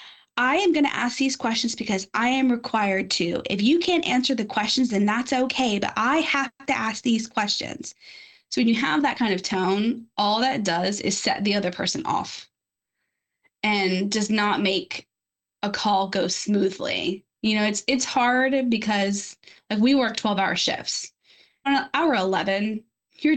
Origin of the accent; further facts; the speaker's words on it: Louisiana, United States; moved away as an adult; now in Florida, United States; I'm from Louisiana